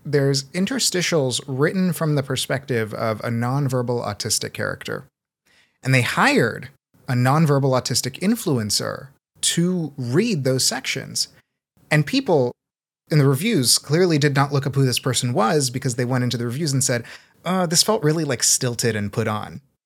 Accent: Seattle, Washington, United States; also born or lived in Brazil; I was born in Brazil. I grew up in North Seattle

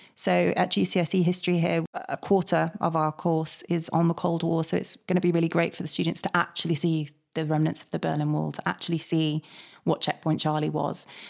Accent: Manchester, North West England, United Kingdom; we're from Manchester

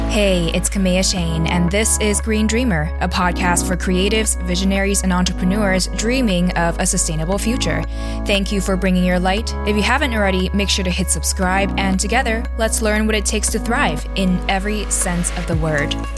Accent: Taiwan; I was born and raised in Taiwan, this little island in East Asia

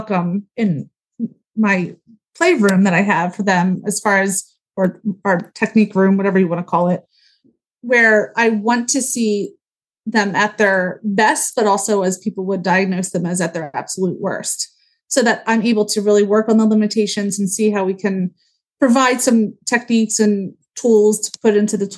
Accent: Huntingdon Valley, Pennsylvania, United States; I grew up in Huntington Valley. I went to Upper Moreland High School

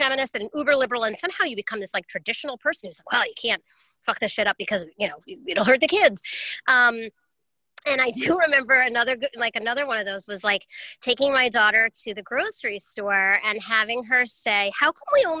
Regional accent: New York, United States; I'm a New Yorker

